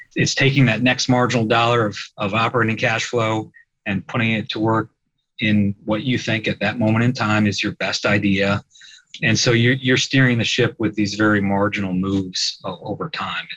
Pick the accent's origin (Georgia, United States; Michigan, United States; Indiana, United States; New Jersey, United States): Indiana, United States; Fort Wayne; moved away as an adult; also born or lived in Chicago, Illinois; now in Peoria, United States; I grew up in the Peoria of Indiana, Fort Wayne.